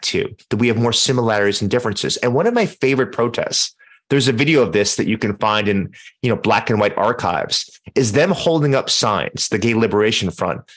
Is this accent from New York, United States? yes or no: yes; New York City, New York, United States; I grew up in Manhattan